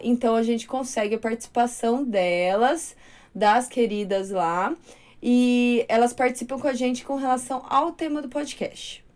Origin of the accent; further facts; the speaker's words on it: Torrinha, São Paulo, Brazil; Eu nasci numa cidade que lá em Torrinho o carnaval era muito, é muito folclórico.